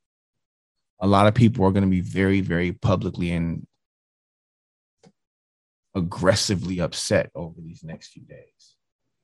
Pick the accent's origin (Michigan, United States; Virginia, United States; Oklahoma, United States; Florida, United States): Michigan, United States; Detroit; I grew up in Detroit, Michigan.